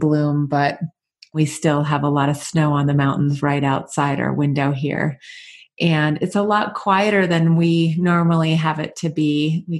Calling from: Park City, Utah, United States; I am calling in from HeartSpace, our retreat center in beautiful Park City, Utah, in the mountain town

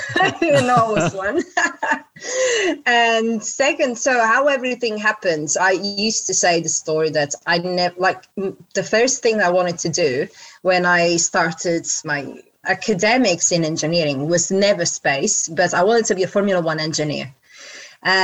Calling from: London, United Kingdom; From London.

